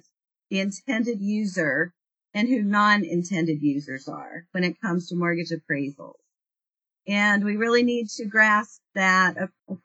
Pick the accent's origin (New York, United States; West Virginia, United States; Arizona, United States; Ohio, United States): West Virginia, United States; working in my hometown